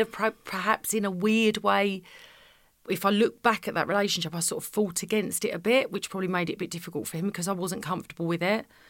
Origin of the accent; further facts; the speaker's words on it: Essex, East of England, United Kingdom; I'm from Essex